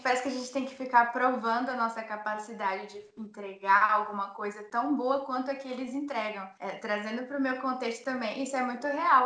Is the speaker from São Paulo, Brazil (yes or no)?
no; Manaus, Amazonas, Brazil; Eu sou de Manaus